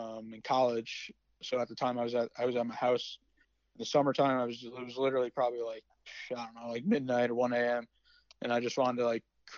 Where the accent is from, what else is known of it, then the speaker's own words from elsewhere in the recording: West Haven, Connecticut, United States; I'm from West Haven